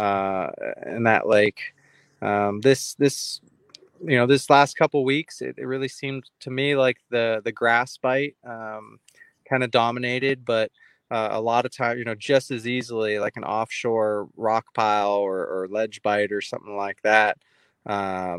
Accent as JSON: {"language": "English", "area": "Bay Area", "region": "California", "country": "United States", "tie": "born or raised there", "said": "I grew up in the Bay Area"}